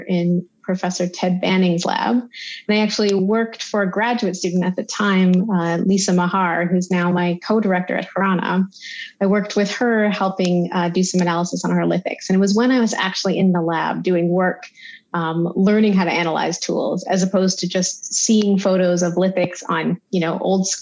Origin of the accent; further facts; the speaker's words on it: Toronto, Ontario, Canada; also born or lived in Victoria; I'm from Toronto originally, and my parents used to take me all the time to the Royal Ontario Museum